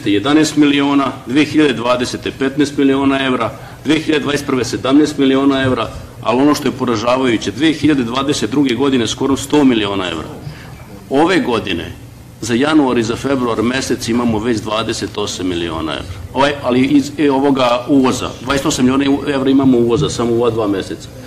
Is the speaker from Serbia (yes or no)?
yes; Vojvodina, Serbia; Ja dolazim iz Vojvodine